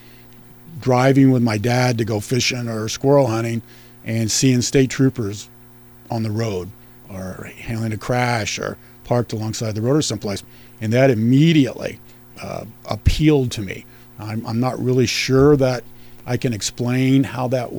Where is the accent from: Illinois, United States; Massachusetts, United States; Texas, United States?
Illinois, United States; Chester; I'm born and raised in Chester. That's my hometown